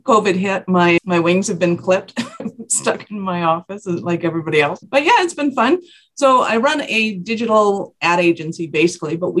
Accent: Calgary, Alberta, Canada; I am from Calgary, Alberta, Canada

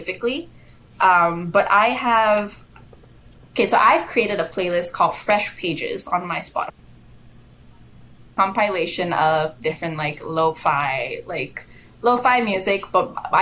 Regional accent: Malaysia; moved away as an adult; I'm from Malaysia originally. I moved here for school, and now, I've sort of uprooted my life and I'm here for the long haul.

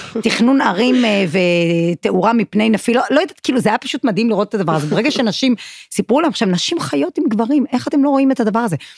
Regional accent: Kiryat Malakhi, Southern District, Israel; משום שגדלתי בקריית מלאכי

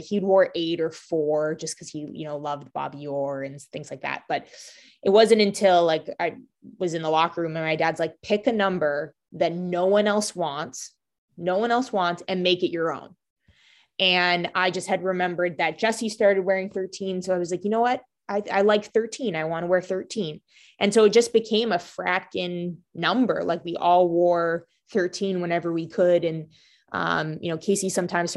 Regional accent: Canada; now in Boston, United States; I grew up in Canada and the only sport on TV is hockey.

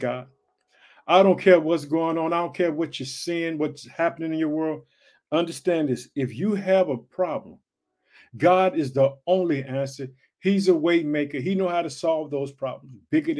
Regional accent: Illinois, United States; also born or lived in Chicago; Illinois, which is my home state. I reside in the city of Chicago

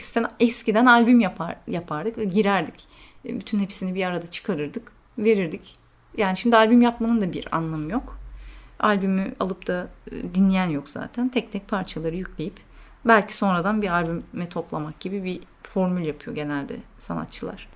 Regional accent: Turkey; now in Athens, Greece; Evet diyorum Türk'üm

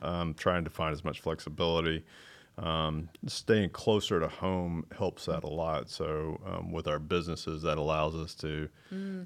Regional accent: North Carolina, United States; also born or lived in Charlotte, North Carolina; now in Matthews, United States; I didn't grow up here. I grew up in the oh. mountains

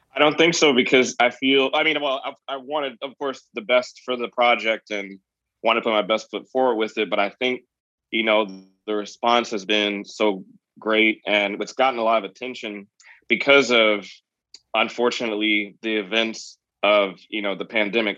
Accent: Virginia, United States; me growing up in Virginia

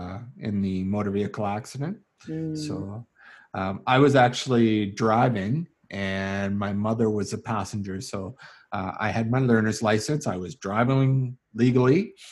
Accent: Calgary, Alberta, Canada; I grew up here in the Calgary area. My family is mostly from out east in the Hamilton area.

